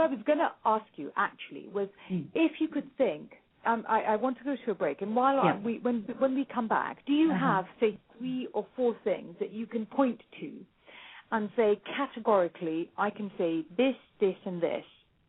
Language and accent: English; India; I'm Indian.